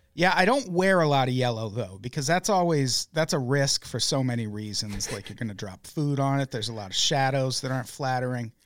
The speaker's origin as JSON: {"language": "English", "town": "Peoria", "region": "Illinois", "country": "United States", "tie": "born or raised there", "said": "I grew up in Peoria, Illinois"}